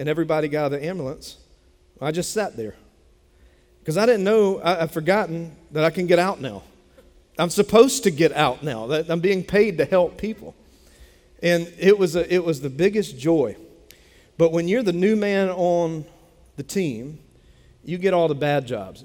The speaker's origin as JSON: {"language": "English", "town": "Dillon", "region": "South Carolina", "country": "United States", "tie": "born or raised there", "said": "Bennettsville is 30 minutes from where I grew up in Dillon"}